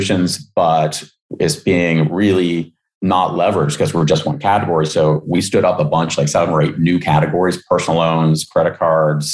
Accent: West Virginia, United States; moved away; I grew up in West Virginia

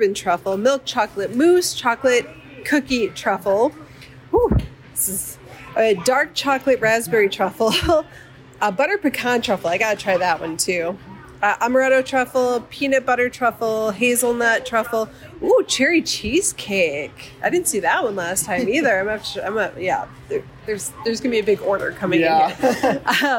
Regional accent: Silver Bay, Minnesota, United States; I grew up in Silver Bay

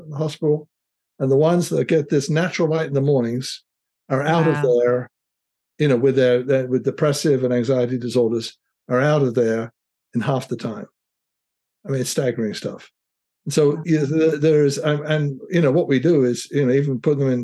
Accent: United Kingdom; now in United States; I'm British by background and came over to America

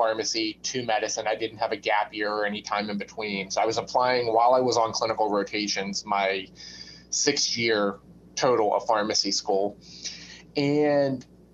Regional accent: Pittsburgh, Pennsylvania, United States; also born or lived in West Virginia; I'm born and raised in Pittsburgh. Other than the time I spent at medical school, I've lived in Pittsburgh my whole life.

